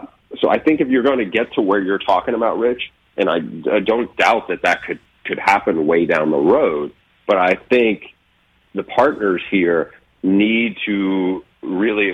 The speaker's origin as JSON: {"language": "English", "region": "Northeast", "country": "United States", "tie": "born or raised there", "said": "we grew up in the Northeast"}